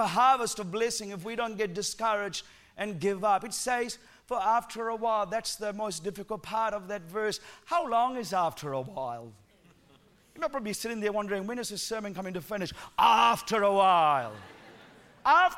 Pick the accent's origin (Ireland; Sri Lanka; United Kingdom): Sri Lanka; accent: Sri Lankan accent mixed with New Zealand; moved away as an adult; now in New Zealand; I'm originally from Sri Lanka, lived there for the first 17 years of my life.